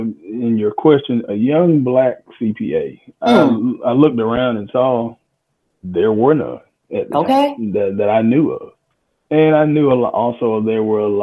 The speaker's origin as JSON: {"language": "English", "town": "Union", "region": "South Carolina", "country": "United States", "tie": "born or raised there", "moved": "as an adult", "lives_now": "Spartanburg, United States", "said": "I'm from Union, South Carolina. Left Union in 1991 to come to Wofford College here in Spartanburg"}